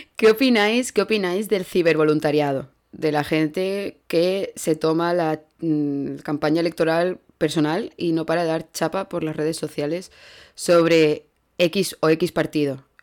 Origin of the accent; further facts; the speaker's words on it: Andalusia, Spain; moved away as an adult; now in Germany; qué bien hablo inglés para ser andaluza